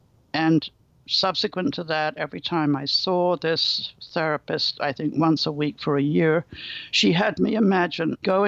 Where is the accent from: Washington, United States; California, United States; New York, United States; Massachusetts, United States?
California, United States; Berkeley; After all, I come from Berkeley. We all come from California.